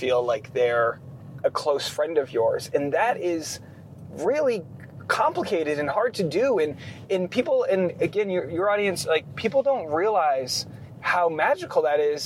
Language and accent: English; New England, United States; I'm from New England, and where I'm from, culturally, Catholicism was more just it wasn't strict